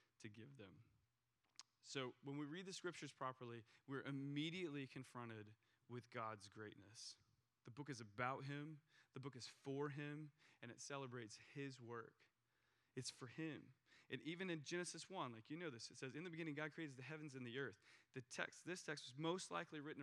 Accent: United States; as an American

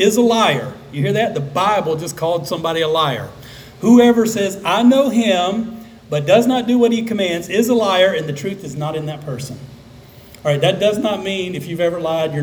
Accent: South Alabama, United States; I grew up in South Alabama.

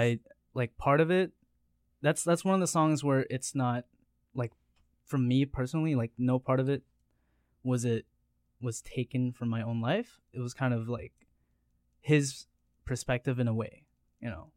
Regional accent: Steinbach, Manitoba, Canada; moved away; I'm originally from Steinbach

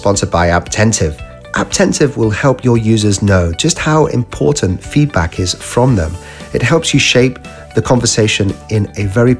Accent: United Kingdom; I'm a Brit

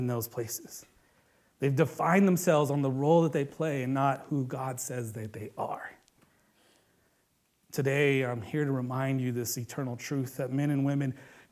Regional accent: Bay Area, California, United States; they know that I'm a Bay Area kid, that I come from Cali

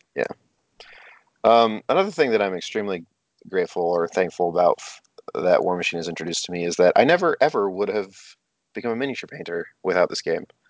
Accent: Canada; I am Canadian

